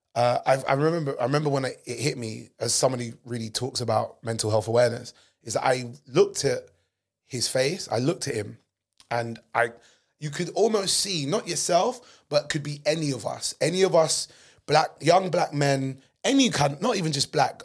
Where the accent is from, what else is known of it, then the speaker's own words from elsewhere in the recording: England, United Kingdom; I'm British, but I'm not the typical loutish English person that walks around who are you all the time. But even though I'm born and raised here